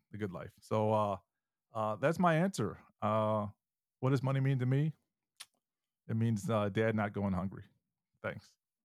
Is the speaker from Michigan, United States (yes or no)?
yes; Michigan, United States; moved away; When I was, um, ten years old, uh, living in Michigan, I'm originally from Michigan